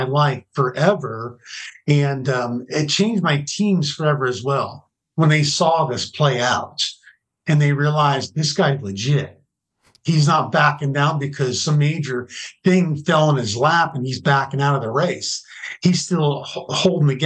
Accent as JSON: {"language": "English", "region": "New Jersey", "country": "United States", "tie": "born or raised there", "also_born_or_lived": "California", "moved": "as an adult", "said": "I grew up in New Jersey in a little community that's had 4,500 people in it."}